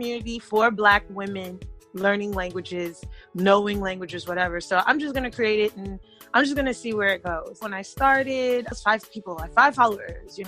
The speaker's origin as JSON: {"language": "English", "town": "New York City", "region": "New York", "country": "United States", "tie": "born or raised there", "also_born_or_lived": "Germany", "said": "I am originally from Brooklyn, New York, and that's very important because we all know that New York City is a melting pot. So I grew up hearing a lot of Spanish"}